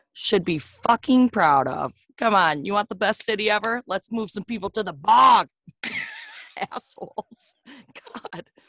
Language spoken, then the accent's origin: English; Wisconsin, United States; I'm the bougier side of Wisconsin